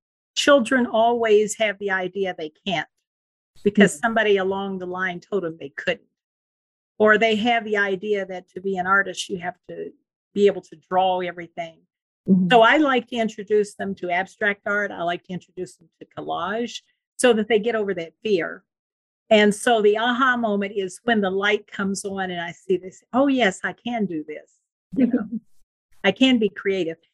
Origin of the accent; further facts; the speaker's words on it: Huntington, West Virginia, United States; now in Victorville, United States; I grew up in Huntington, West Virginia